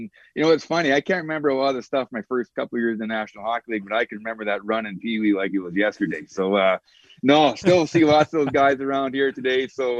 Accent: Spy Hill, Saskatchewan, Canada; I was from Spy Hill.

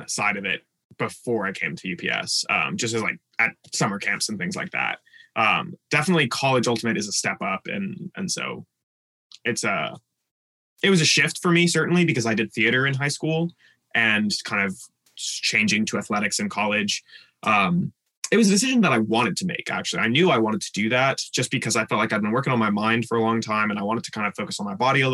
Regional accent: Houston, Texas, United States; moved away as an adult; now in Tacoma, United States; I'm from Houston, Texas, born and raised there

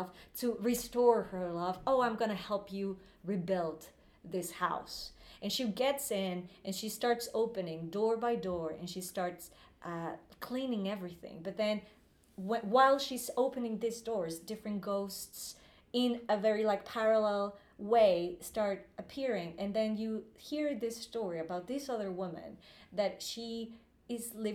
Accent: Guadalajara, Jalisco, Mexico; English is a second language; moved away as an adult; now in London, United Kingdom; my hometown, which is Guadalajara in Mexico

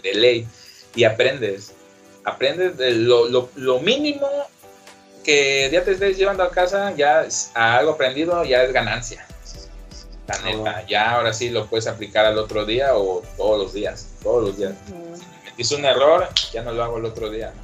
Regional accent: Acapulco, Guerrero, Mexico; also born or lived in Mexico City; soy de Acapulco

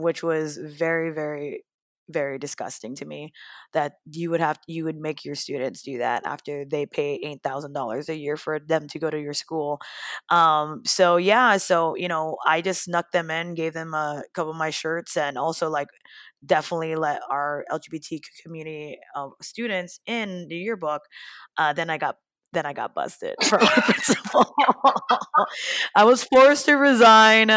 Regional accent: Hawaii, United States; growing up differently and face different challenges as a young teen growing up in Hawaii

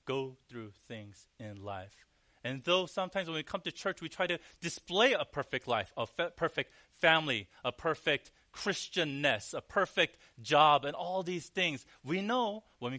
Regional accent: Cerritos, California, United States; now in New York, United States; David actually lived where I grew up for a little bit, and his wife, the small town called Cerritos. In the LA area

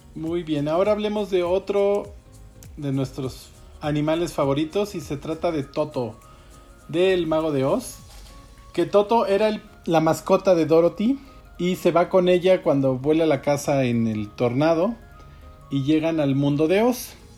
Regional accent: Mexico; en nuestro, en nuestro país

